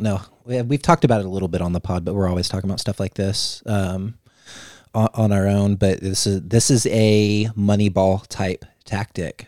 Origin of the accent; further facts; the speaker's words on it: Missouri, United States; I'm from Missouri